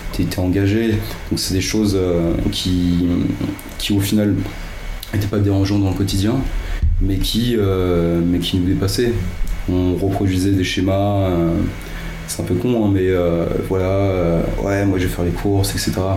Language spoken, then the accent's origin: French; Yvelines, Île-de-France, France; now in Paris, France; j'ai grandi dans les Yvelines